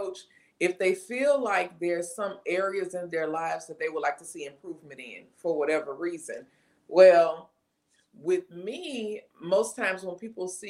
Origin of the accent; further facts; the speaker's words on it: Baton Rouge, Louisiana, United States; I am from Baton Rouge, Louisiana